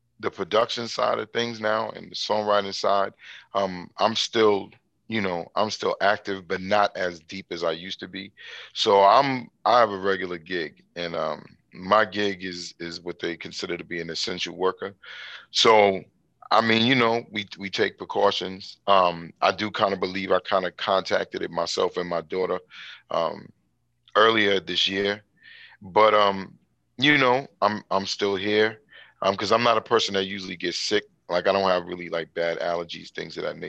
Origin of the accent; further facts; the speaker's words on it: New York City, New York, United States; I was born in Brooklyn, New York. I was born in the East New York section of Brooklyn.